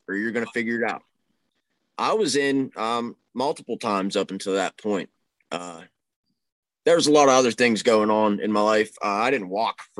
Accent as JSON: {"language": "English", "town": "Pittsburgh", "region": "Pennsylvania", "country": "United States", "said": "I'm from the Pittsburgh area"}